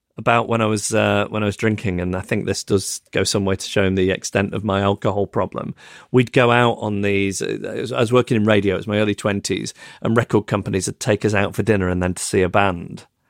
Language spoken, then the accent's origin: English; Macclesfield, North West England, United Kingdom; now in London, United Kingdom; my hometown of Macclesfield, which is a couple of hours away from London on the train.